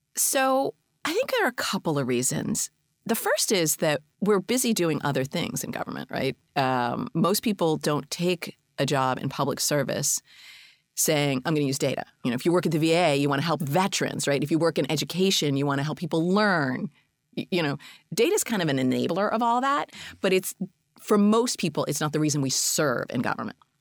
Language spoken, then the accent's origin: English; Boston, Massachusetts, United States; I'm a Bostonian